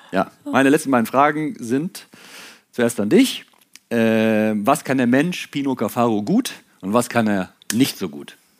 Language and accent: German; Ruhr area, North Rhine-Westphalia, Germany; ich komme ja aus NRW, aus dem Ruhrpott.